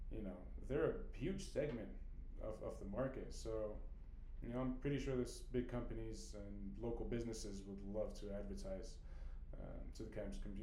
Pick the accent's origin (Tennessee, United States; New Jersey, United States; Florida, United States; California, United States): California, United States; We are from California